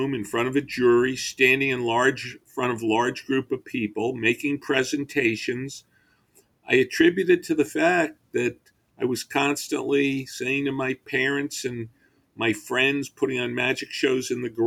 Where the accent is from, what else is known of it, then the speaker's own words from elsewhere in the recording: Long Island, New York, United States; I grew up on Long Island